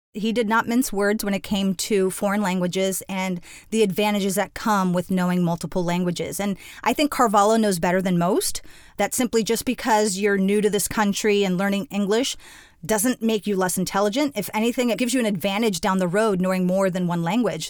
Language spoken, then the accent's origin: English; Miami, Florida, United States; moved away; Born and raised in Miami, I'm the daughter of Cuban immigrants